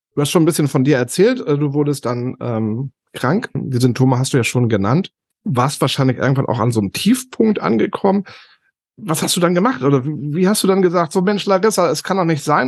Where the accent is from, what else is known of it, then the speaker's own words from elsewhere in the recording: Northern Germany, Germany; Bei uns im Norden